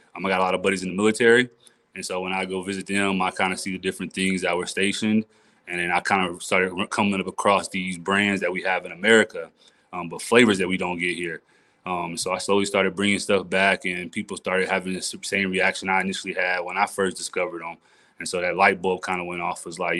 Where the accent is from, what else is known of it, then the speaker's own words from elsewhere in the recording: Dallas, Texas, United States; now in Denver, United States; I'm from Dallas, Texas